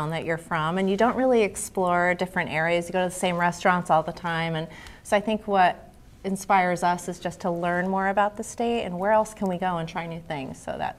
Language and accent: English; Connecticut, United States; also born or lived in Vermont / Colorado / Utah; I grew up in Connecticut, and then after high school I moved away to Vermont, Colorado, and Utah, and then I came back to Connecticut because I love it so much.